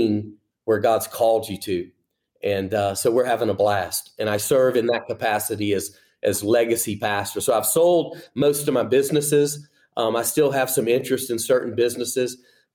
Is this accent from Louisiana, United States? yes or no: yes; Louisiana, United States; moved away as an adult; now in Birmingham, United States; I'm a Cajun, been born and raised in Louisiana, and, you know, grew up there